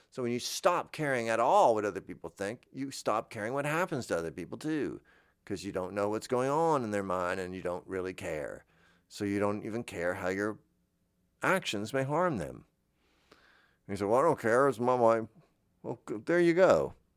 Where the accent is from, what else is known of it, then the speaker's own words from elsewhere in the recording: Florida, United States; I grew up in Florida